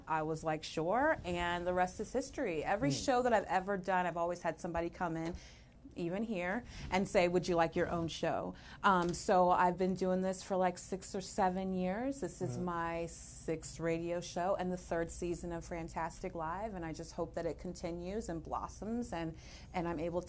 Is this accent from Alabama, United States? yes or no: no; Jacksonville, Florida, United States; also born or lived in California; So we came from California and went to Quantico on the base and everything. My parents were never married because my mother knew better. And so my father was a pilot. So we kind of just stayed here. I did grow up and go to high school in Florida, in Jacksonville